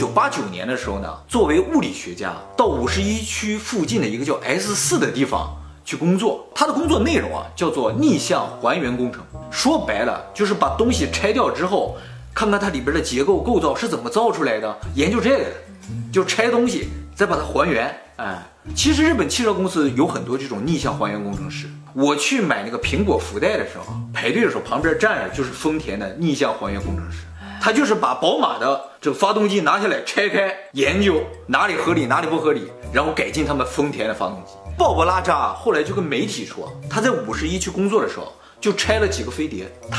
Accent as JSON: {"language": "Chinese", "town": "Dalian", "region": "Liaoning", "country": "China", "said": "同样是理工啊，人家是麻省的，我是辽宁省的，我是大连的，差距还是很大的"}